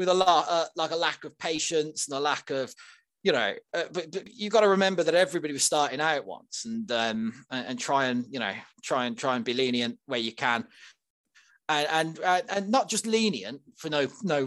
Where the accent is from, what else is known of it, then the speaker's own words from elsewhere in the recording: Birmingham, West Midlands, United Kingdom; I come from Northfield, Rubery, in Birmingham, around there, and we used to have the Rover factory